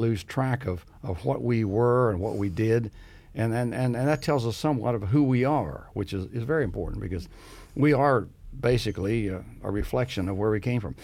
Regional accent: Grant County, West Virginia, United States; I grew up in Grand County, which is surrounded by history

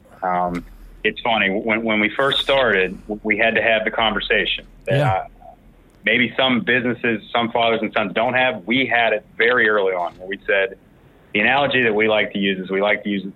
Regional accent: Morgantown, West Virginia, United States; I am born and raised in Morgantown. Went to high school here

